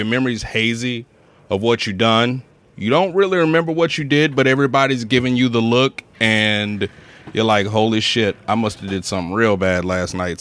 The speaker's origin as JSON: {"language": "English", "town": "New Orleans", "region": "Louisiana", "country": "United States", "said": "I am from New Orleans, Louisiana."}